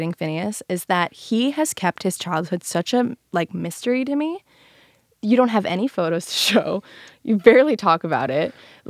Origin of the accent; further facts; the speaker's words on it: Chicago, Illinois, United States; accent: Chicago; Well, my Chicago accent was so strong.